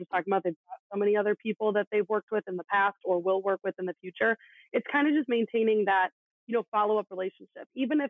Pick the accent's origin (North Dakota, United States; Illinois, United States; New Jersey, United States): Illinois, United States; Chicago; growing up in Chicago